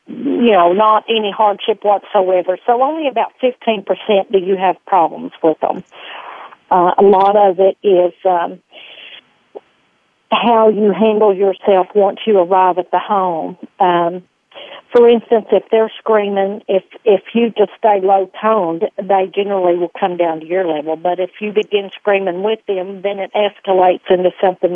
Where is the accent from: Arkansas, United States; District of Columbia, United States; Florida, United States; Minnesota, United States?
Arkansas, United States; accent: twang; I've been born and raised here in Arkansas.